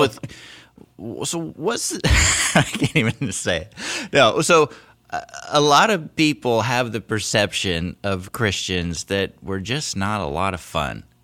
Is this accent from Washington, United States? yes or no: yes; Seattle, Washington, United States; I grew up in Seattle